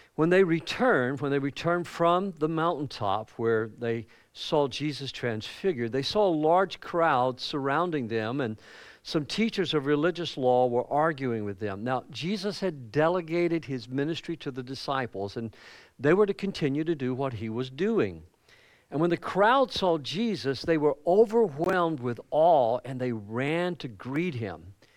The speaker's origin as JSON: {"language": "English", "region": "the Bible Belt of the South", "country": "United States", "tie": "born or raised there", "moved": "as an adult", "said": "growing up in the Bible Belt of the South, it was just, you know, Christianity was everywhere"}